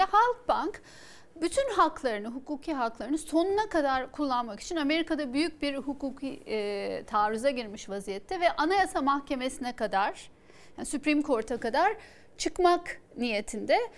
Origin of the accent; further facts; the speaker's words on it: Istanbul, Turkey; Ben bir İstanbullu olarak e, bu tarz e, engellemelerin e, İmamoğlu'na kredi olarak yazdığını düşünüyorum.